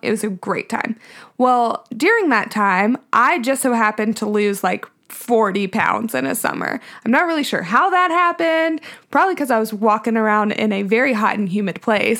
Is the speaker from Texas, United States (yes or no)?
no; Nashville, Tennessee, United States; I was born in Nashville we actually live in my childhood home